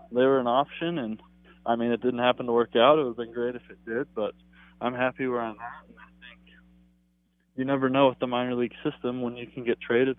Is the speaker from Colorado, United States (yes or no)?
yes; Colorado, United States; moved away as an adult; now in Minnesota, United States; growing up in Colorado and living in Minnesota.